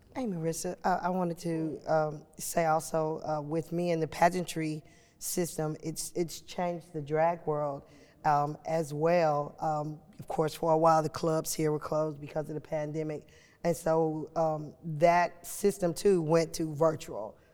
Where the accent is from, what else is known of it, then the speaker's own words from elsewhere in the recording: Chicago, Illinois, United States; moved away as an adult; now in Nashville, United States; I was uh, born and raised in Chicago, Illinois